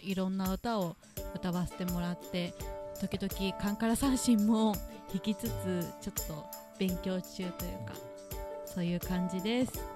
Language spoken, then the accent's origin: Japanese; Kansai, Japan; now in Kawaguchi, Japan; 元がの関西の出身なんですけど